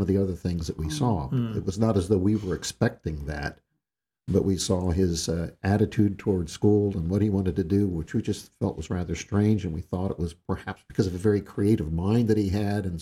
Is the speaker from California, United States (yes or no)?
yes; Southern California, United States; moved away; also born or lived in Guam / Vineland, New Jersey; I was raised in Southern California